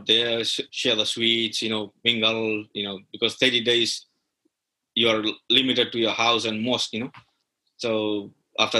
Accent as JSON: {"language": "English", "country": "Fiji", "said": "you'll find the similar in Fiji because, you know, we are brought from India"}